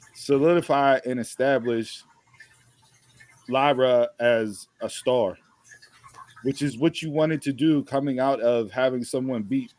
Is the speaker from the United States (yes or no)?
no; Ireland; We're both from Ireland.